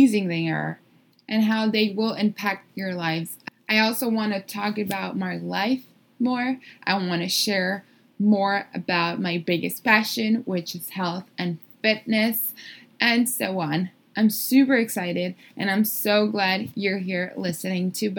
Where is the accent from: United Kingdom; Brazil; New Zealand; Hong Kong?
Brazil; São Paulo; moved away as an adult; also born or lived in Miami, United States; I was born and raised in Brazil. São Paulo, Brazil, to be more specific